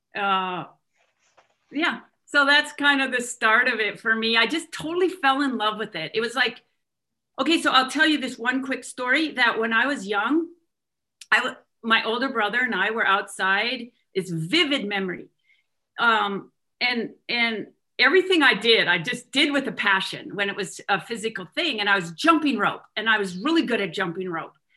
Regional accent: Wenatchee, Washington, United States; also born or lived in Kalispell, Montana; I was born in Kalispell, Montana. And soon after, my parents moved to Wenatchee, Washington, where my dad worked for Alcoa Aluminum

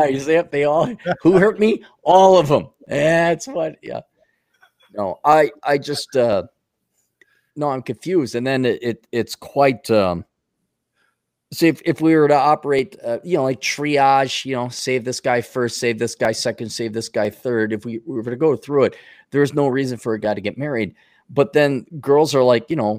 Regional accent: Milwaukee, Wisconsin, United States; grew up in Milwaukee in the 80s and 70s.

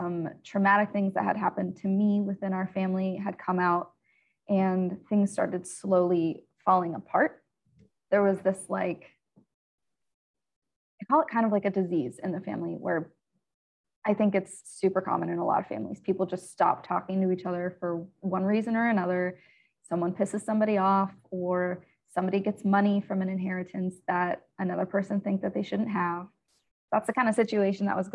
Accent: central Pennsylvania, United States; I grew up in central Pennsylvania.

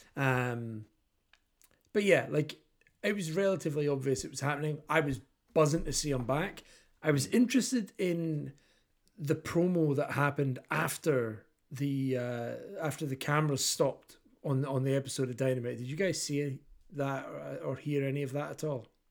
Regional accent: Kirkcaldy, Scotland, United Kingdom; I am the body from Kirkcaldy

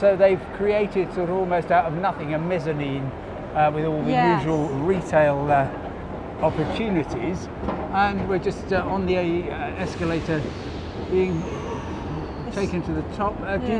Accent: Crawley, South East England, United Kingdom; I come from Crawley.

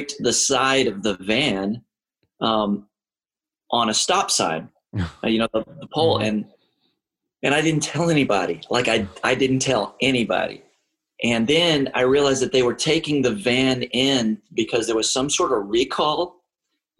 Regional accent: Texas, United States; moved away as an adult; also born or lived in Maryland / Omaha, Nebraska; I was from Texas.

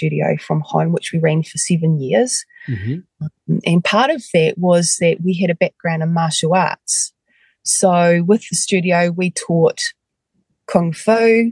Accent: Westport, West Coast, New Zealand; I actually grew up on the west coast of the South Island, in Westport.

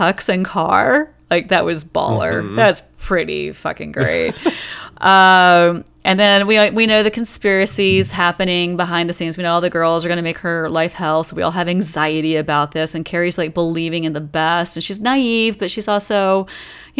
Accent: the Bible Belt South, United States; growing up in the Bible Belt South

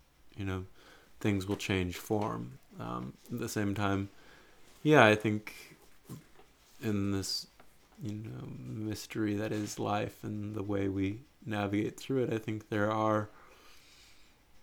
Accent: United States

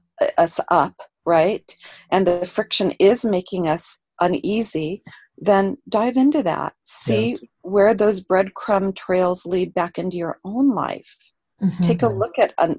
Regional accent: Los Angeles, California, United States; I grew up in Los Angeles, California

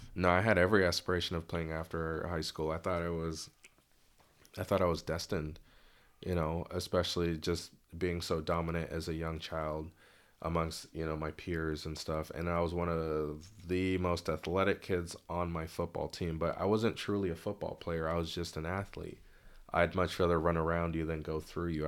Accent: Bellevue, Washington, United States; also born or lived in Lynnwood, Washington / Mountlake Terrace, Washington; I was raised in Bellevue till about eighth grade

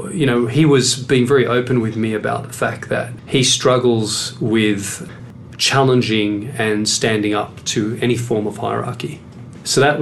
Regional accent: Sydney, New South Wales, Australia; moved away; I come from Western Sydney

